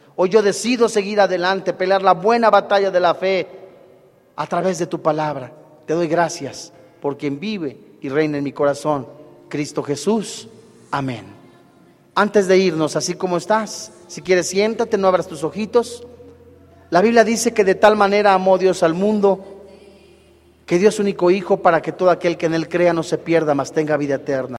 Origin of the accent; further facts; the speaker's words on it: Mexico; decimos los mexicanos